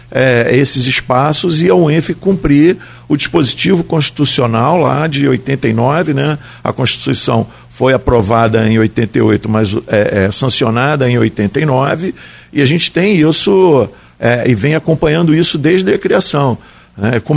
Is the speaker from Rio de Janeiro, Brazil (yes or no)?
yes; Niterói, Rio de Janeiro, Brazil; Eu sou de Niterói, né? falo que Guarulhos é Niterói